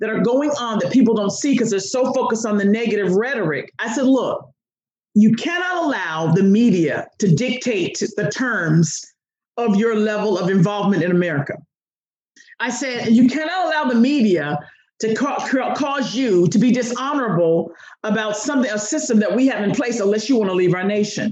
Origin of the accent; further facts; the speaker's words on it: United States; I'm an American